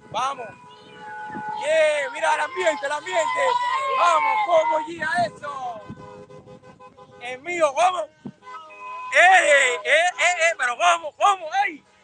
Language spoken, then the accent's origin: Spanish; Cuba; born there; Soy cubano, eh, nací en Cuba, eh, me crié en...